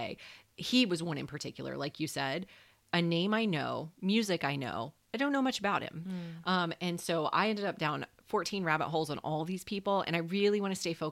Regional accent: the South, United States; we're from the South

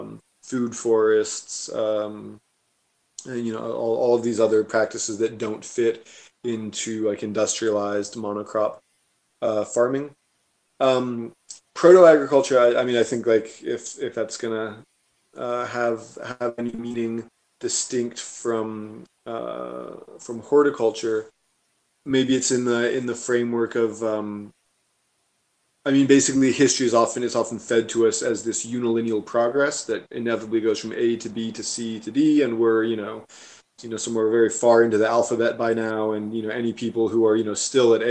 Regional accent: Virginia, United States; moved away as an adult; also born or lived in Barcelona, Spain; now in Catalonia, Spain; where I grew up in Virginia

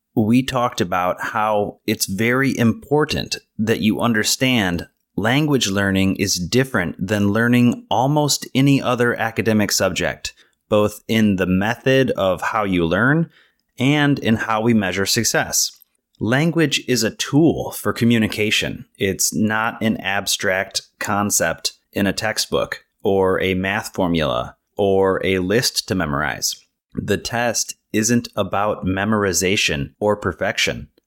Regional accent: United States; I was born and raised here in the United States in a relatively small town

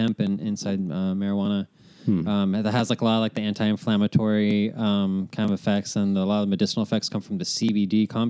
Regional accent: Portland, Oregon, United States; I am from Portland.

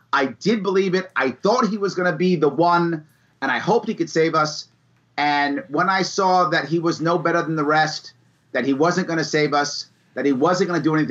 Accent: New York City, New York, United States; I was raised in the Bronx with a typical Bronx liberal family

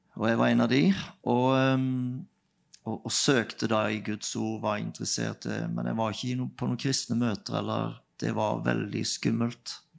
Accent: Nelaug, Agder, Norway; Vi vokste opp på Nelaug

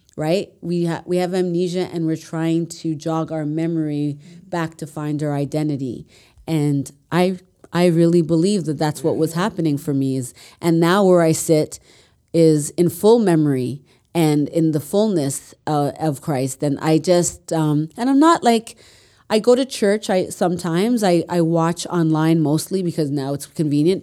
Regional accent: Mississauga, Ontario, Canada; also born or lived in Etobicoke, Toronto; I grew up in Mississauga

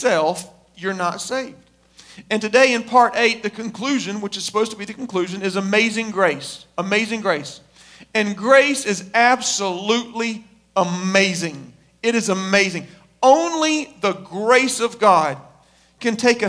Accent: United States; we were born and raised in America

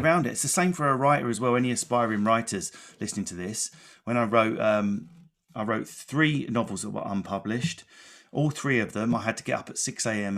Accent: Enfield, London, United Kingdom; born or raised there

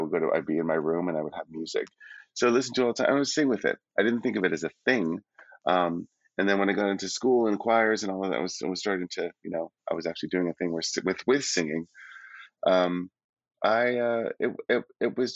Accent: Calgary, Alberta, Canada; moved away as an adult; also born or lived in Toronto; I was raised in Calgary.

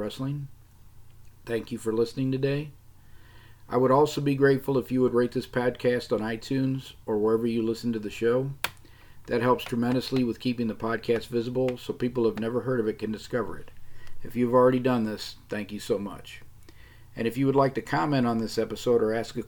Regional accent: St. Louis, Missouri, United States; what I grew up on in St. Louis

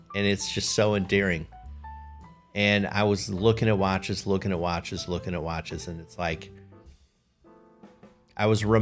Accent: Chicago, Illinois, United States; moved away; born and raised in Chicago

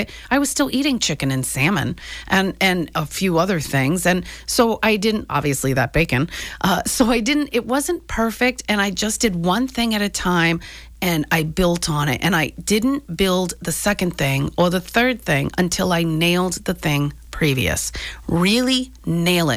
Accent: New England, United States; I grew up in New England.

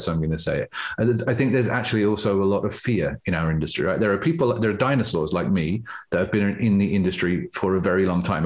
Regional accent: England, United Kingdom; a part of being English

